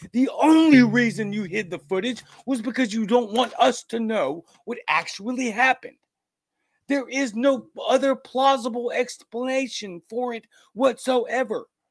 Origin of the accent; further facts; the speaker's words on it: United States; you and me as American people